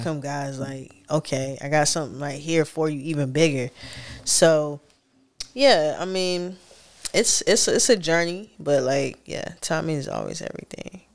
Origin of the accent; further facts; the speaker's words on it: Raleigh, North Carolina, United States; I grew up on Raleigh heavily